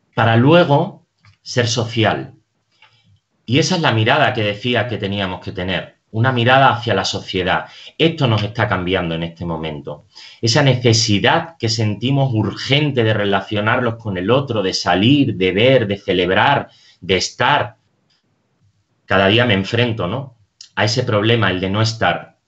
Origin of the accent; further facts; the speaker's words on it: Extremadura, Spain; now in Madrid, Spain; Yo soy extremeño y en mi tierra todavía disfrutamos del silencio del campo